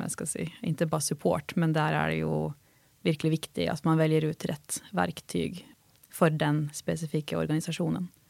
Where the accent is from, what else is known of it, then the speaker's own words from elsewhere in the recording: Halden, Østfold, Norway; som norrman och eh, från Halden